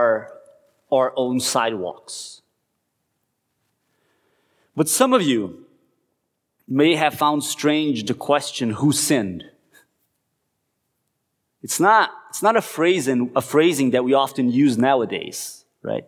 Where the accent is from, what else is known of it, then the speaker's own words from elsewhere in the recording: Curitiba, Paraná, Brazil; moved away as an adult; going to Curitiba, right, to the city where I grew up